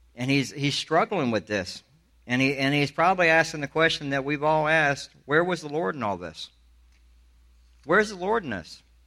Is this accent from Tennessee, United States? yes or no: no; Alabama, United States; also born or lived in Charleston, South Carolina; I'm from the South. I grew up in Alabama